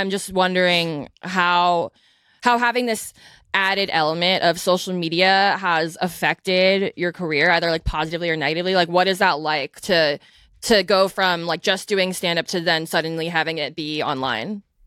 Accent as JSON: {"language": "English", "country": "United States", "tie": "born or raised there", "said": "growing up in America"}